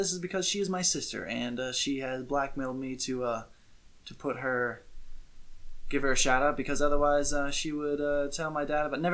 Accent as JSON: {"language": "English", "country": "United States", "said": "as an American in a European sport that is motorcycle racing"}